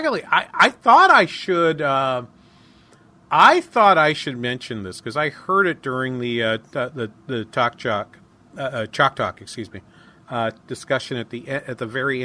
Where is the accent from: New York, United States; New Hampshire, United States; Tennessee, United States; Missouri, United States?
New Hampshire, United States; Manchester; accent: New England; now in Minnesota, United States; my hometown in Manchester